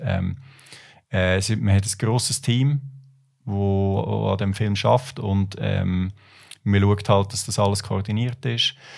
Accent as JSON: {"language": "German", "region": "near Lucerne", "country": "Switzerland", "tie": "born or raised there", "also_born_or_lived": "Buenos Aires, Argentina", "said": "ich bin so ein bisschen auf dem Land aufgewachsen, in der Nähe Aglo, Luzern"}